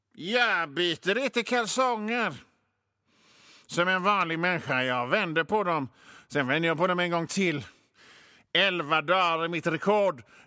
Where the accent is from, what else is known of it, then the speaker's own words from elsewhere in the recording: Hönö, Västra Götaland, Sweden; also born or lived in Mölndal; jag är ju från Bohuslän. Jag är född på, på, i Mölndal i och för sig